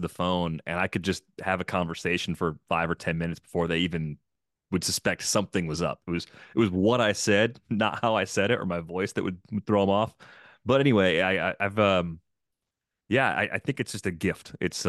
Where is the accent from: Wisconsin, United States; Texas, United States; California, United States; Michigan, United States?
Wisconsin, United States; Waukesha; My dad's job moved my whole family to the Milwaukee area. So I grew up in Waukesha. I eventually went to college at UW-Madison.